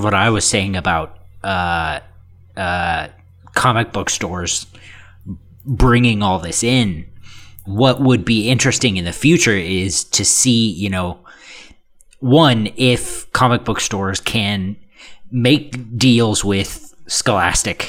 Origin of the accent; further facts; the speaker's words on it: Texas, United States; my hometown, you know, bumfuck middle of nowhere, Texas